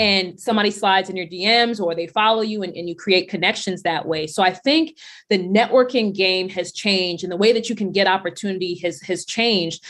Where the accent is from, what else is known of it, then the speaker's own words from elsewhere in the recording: New York City, New York, United States; we grew up poor, so there wasn't a whole lot of, a lot of sneakers that we were getting. My sneakers were coming from Payless and Stride Right in Brooklyn, so I'm from Brownsville, Brooklyn.